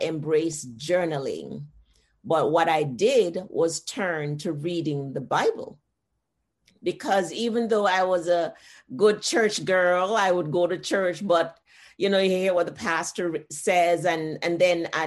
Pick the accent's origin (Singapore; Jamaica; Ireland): Jamaica; moved away as an adult; now in United States; Growing up in Jamaica